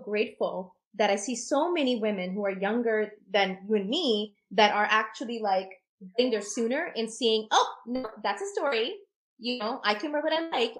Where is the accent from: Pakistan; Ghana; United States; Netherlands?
Pakistan; as a Pakistani, there's a Muslim culture that I map